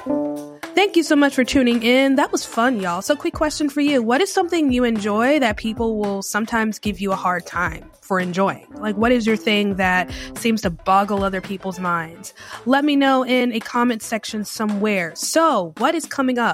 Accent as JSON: {"language": "English", "country": "United States", "moved": "yes", "said": "I am originally from the Carolinas. My mom and my stepdad, they live in Lancaster, South Carolina. My aunt, I have an aunt in Charlotte. So Charlotte area is home base for me"}